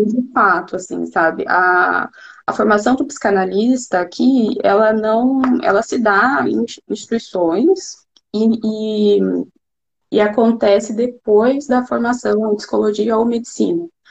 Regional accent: Brazil; first language Portuguese; moved away as an adult; now in Munich, Germany

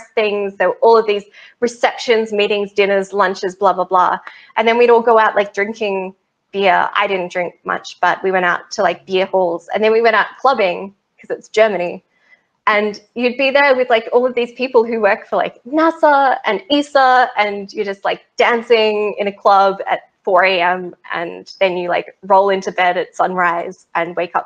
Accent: Australia; I'm an Australian

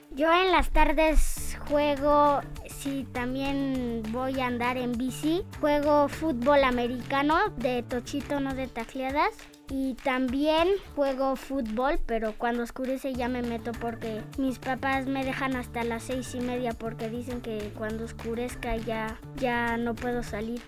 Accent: Querétaro, Mexico; soy de Querétaro

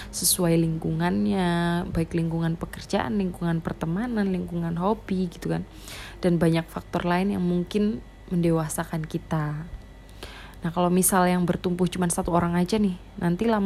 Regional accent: Java, Indonesia; accent: medok; karena logatku medok kental banget kayak gini ya suaranya medok banget

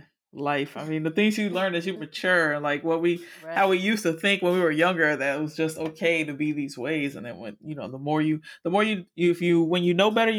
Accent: Miami, Florida, United States; I live up here now, but I am from Miami.

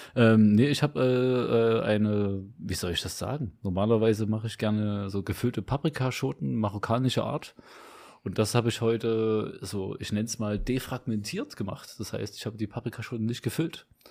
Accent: Leipzig, Saxony, Germany; Südvorstadt war das, ja, genau Südvorstadt. Und da war ich, äh, boah, ich weiß nicht, bis ich so zwölf war

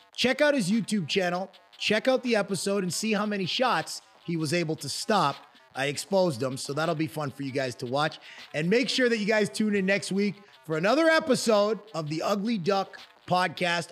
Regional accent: Canada; moved away; as a Canadian

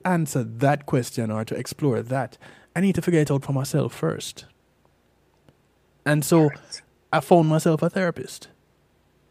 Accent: Jamaica; growing up in Jamaica

